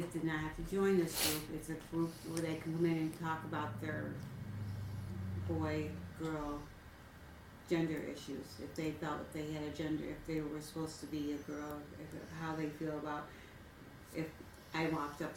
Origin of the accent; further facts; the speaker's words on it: New York, United States; I'm from a very small area in New York